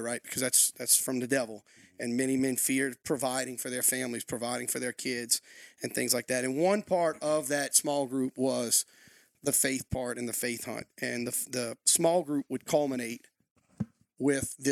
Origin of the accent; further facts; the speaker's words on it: Louisiana, United States; accent: Louisiana; moved away as an adult; also born or lived in Lafayette, Louisiana; now in New Castle, United States; Born and raised in Louisiana, raised on a small island, actually